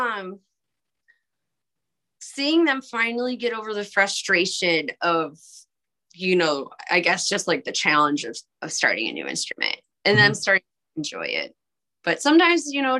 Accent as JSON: {"language": "English", "region": "Michigan", "country": "United States", "moved": "yes", "lives_now": "Fort Wayne, United States", "said": "I'm from Michigan, preschool's required"}